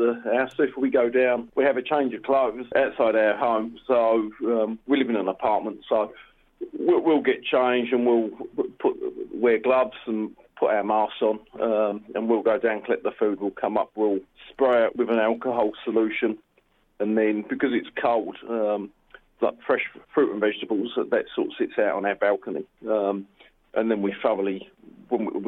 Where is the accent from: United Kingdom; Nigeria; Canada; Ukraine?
United Kingdom; moved away as an adult; also born or lived in Australia; now in Wuhan, China; I'm British by birth and descent, and then I emigrated to Australia some sort of 19 years ago.